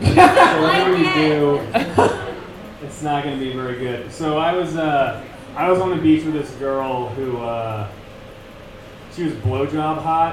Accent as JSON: {"language": "English", "town": "San Diego", "region": "California", "country": "United States", "said": "I'm from San Diego."}